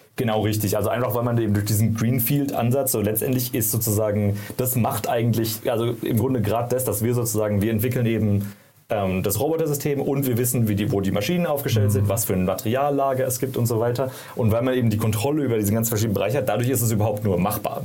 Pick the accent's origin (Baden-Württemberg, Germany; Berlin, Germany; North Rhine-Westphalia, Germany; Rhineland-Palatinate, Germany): Baden-Württemberg, Germany; Karlsruhe; moved away as an adult; also born or lived in San Francisco